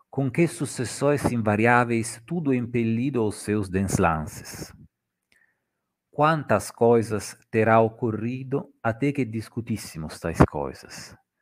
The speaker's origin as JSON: {"language": "Portuguese", "country": "Italy", "accent": "Italian", "second_language": "Portuguese", "said": "o meu sotaque eh, italiano é muito carregado"}